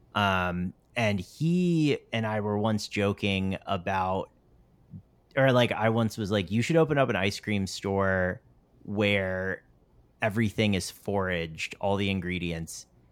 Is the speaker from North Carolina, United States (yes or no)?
yes; North Carolina, United States; moved away; I grew up in North Carolina